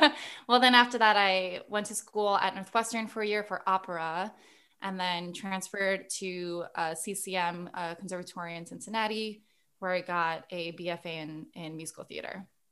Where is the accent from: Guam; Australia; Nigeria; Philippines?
Guam; moved away; we were born and raised on Guam